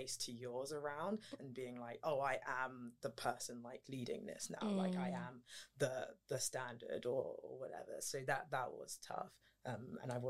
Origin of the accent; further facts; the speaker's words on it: London, United Kingdom; also born or lived in St Andrews, Scotland; I'm from London